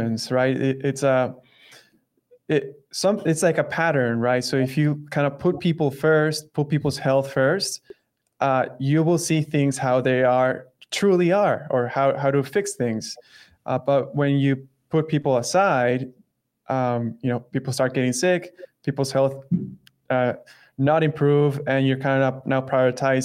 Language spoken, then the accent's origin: English; El Salvador; now in Cape Cod, United States; we're from El Salvador, but we currently live in Cape Cod.